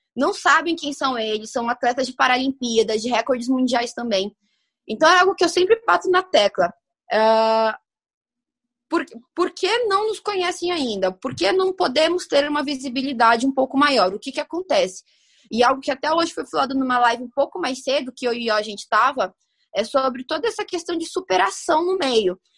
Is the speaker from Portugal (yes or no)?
no; Santo André, São Paulo, Brazil; na minha terra linda, Natal, vulgo Santo André, aqui em São Paulo também